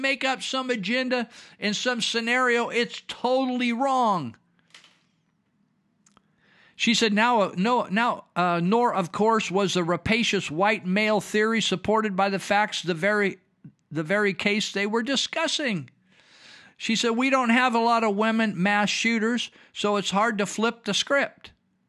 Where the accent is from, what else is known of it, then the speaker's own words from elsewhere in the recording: Los Angeles, California, United States; As a black kid and wannabe thug growing up in Los Angeles, I knew some great Asian people.